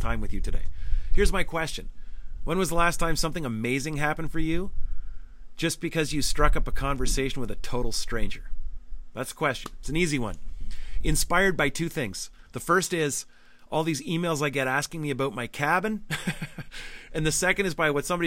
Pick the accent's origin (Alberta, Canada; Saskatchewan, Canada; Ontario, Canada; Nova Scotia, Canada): Ontario, Canada; Northern; I'm from Northern Ontario. Having a cottage is a big deal. It's a part of my soul